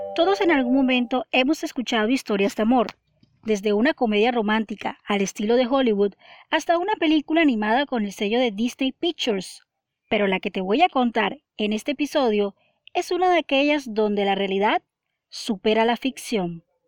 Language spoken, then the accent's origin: Spanish; Barranquilla, Atlántico, Colombia; mi ciudad natal, Barranquilla